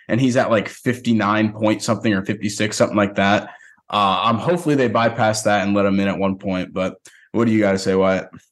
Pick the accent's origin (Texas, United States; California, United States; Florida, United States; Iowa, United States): Texas, United States; Frisco; it's the Frisco Bowl. It's in my hometown